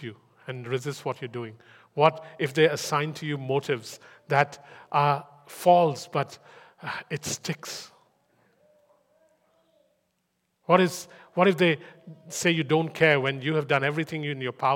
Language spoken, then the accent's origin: English; India; English is a second language; moved away